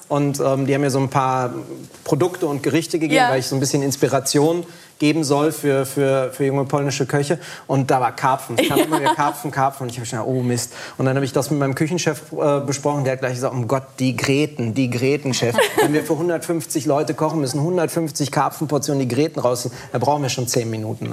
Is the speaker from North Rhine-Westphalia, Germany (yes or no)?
no; Berlin, Germany; ich bin ja Berliner